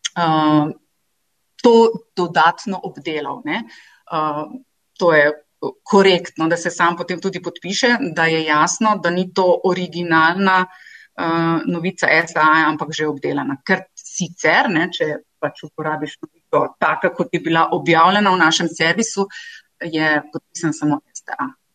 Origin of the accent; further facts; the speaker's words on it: Nova Gorica, Goriška, Slovenia; moved away; jaz sem iz Nove Gorice doma eh, in tam sem obiskovala tudi osnovno šolo in gimnazijo